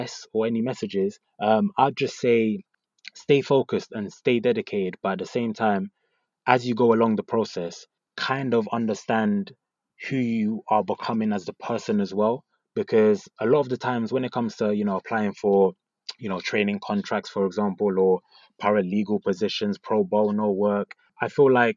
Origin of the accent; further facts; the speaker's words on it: London, United Kingdom; So I grew up in North London. I went to school in North London as well.